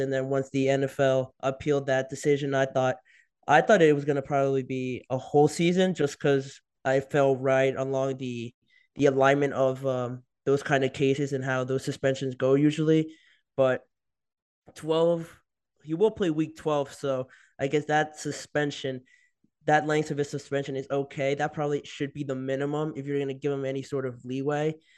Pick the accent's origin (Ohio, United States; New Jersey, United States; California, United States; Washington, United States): New Jersey, United States; moved away; I'm from New Jersey